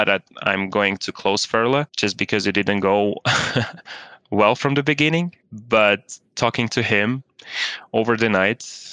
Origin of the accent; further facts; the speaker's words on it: Kazakhstan; also born or lived in Switzerland; now in United States; I grew up in Kazakhstan.